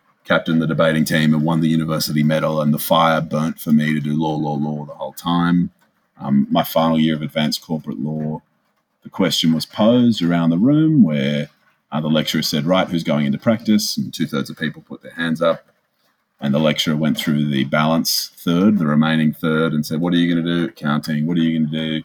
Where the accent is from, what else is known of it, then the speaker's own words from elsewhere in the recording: Sydney, New South Wales, Australia; I grew up in a lovely suburb on the lower north shore of Sydney called Greenwich with my mum and dad and younger brother